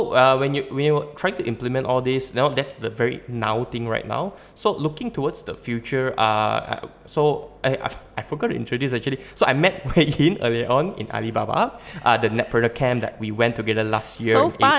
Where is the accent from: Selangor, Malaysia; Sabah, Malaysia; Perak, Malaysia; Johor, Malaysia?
Sabah, Malaysia; also born or lived in Malacca / Labuan; I come from Malacca and I'm Sabahan, and earlier on I spent 10 years in Labuan.